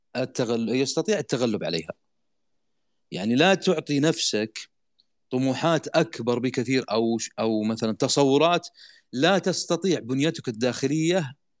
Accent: Saudi Arabia; عندنا في السعودية

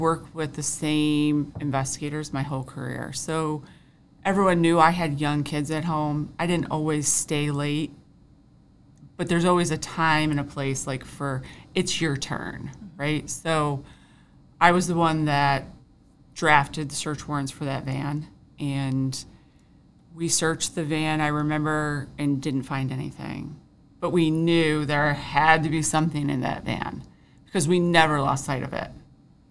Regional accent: Fairport, New York, United States; I grew up in Fairport

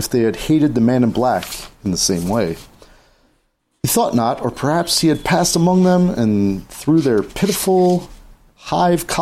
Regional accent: New Jersey, United States; we're from New Jersey

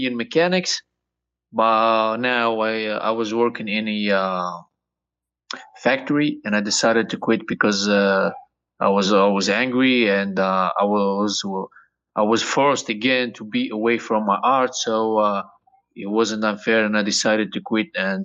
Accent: Tunisia; moved away; I came all the way from Tunisia. It's a small country in North Africa.

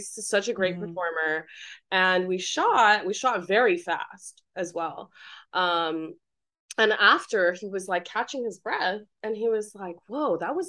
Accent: Taiwan; I'm from Taiwan. It's very humid and hot

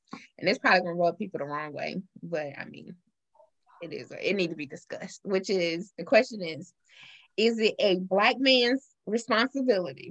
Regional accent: Marion, South Carolina, United States; also born or lived in Columbia, South Carolina; I'm born and raised in South Carolina, a small rural town in South Carolina

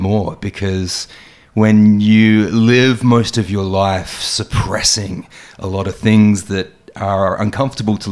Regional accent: Adelaide, South Australia, Australia; moved away as an adult; also born or lived in Sydney; I was born in Adelaide and I moved to Sydney around 2004.

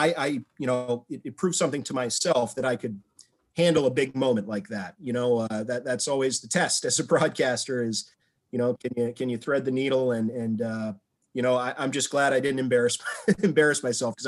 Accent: Minnesota, United States; moved away as an adult; also born or lived in Vermont / Syracuse, New York / Odessa, Texas; now in Cleveland, United States; I grew up playing hockey in Minnesota

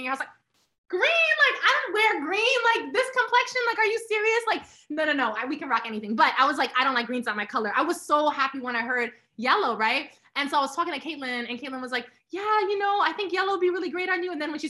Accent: Toronto, Ontario, Canada; moved away as an adult; now in New York, United States; I grew up in Toronto, living in New York, going back and forth

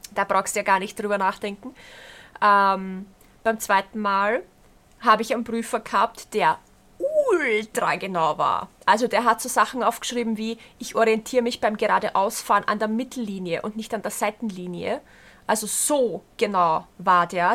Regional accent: Berndorf, Lower Austria, Austria; bei uns in Berndorf

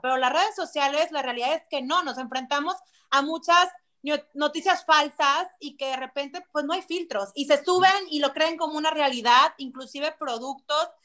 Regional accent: Monterrey, Nuevo León, Mexico; Yo soy de Monterrey, soy 100% regia

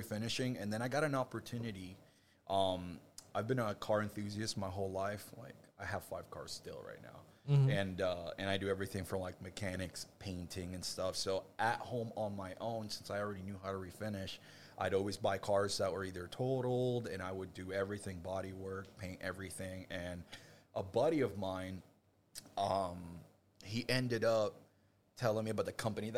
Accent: Puerto Rico; now in Orlando, United States; I'm from Puerto Rico, and my grandfather, he's had a furniture store

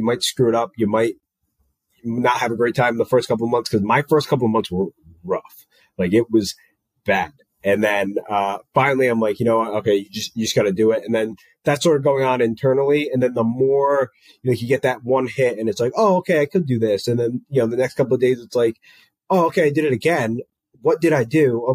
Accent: Rhode Island, United States; moved away as an adult; now in Tampa, United States; I went to college, like in my hometown, basically. I went to Bryant University, which is in Smithfield, Rhode Island

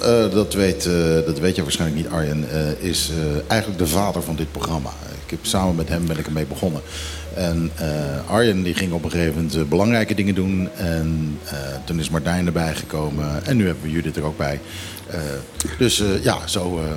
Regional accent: Netherlands; now in Bonaire; als Nederlander

